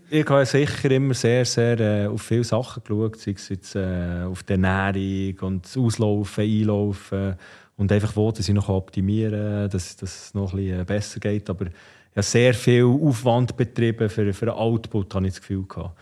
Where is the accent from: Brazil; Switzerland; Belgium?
Switzerland; Ostermundigen, Bern; wir sind natürlich bei Ostermundig aufgewachsen